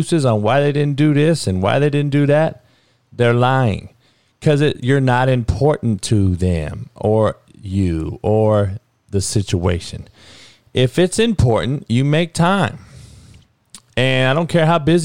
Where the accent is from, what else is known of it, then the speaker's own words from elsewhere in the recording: Compton, California, United States; growing up on the Compton College football fields